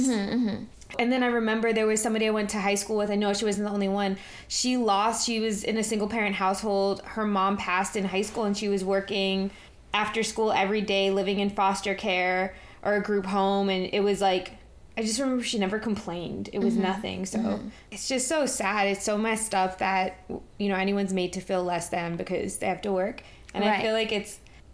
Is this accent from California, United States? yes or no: no; New York City, New York, United States; That's how I grew up in New York City